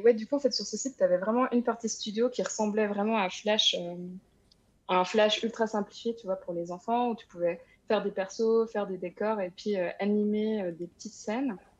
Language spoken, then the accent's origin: French; Switzerland; moved away; also born or lived in France; Je suis suisse aussi